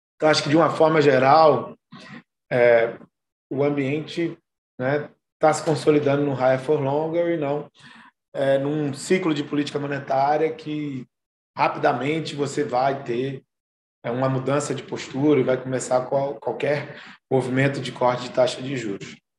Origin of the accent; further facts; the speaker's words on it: Brazil; A gente, como brasileiro